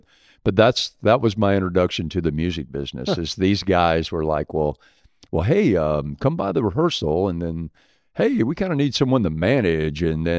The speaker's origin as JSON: {"language": "English", "town": "Gulfport", "region": "Mississippi", "country": "United States", "said": "I'm originally from Gulfport."}